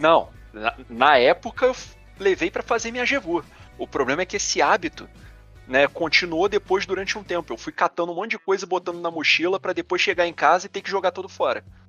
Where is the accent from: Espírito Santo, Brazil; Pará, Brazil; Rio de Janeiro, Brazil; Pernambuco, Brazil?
Rio de Janeiro, Brazil; sou do Rio.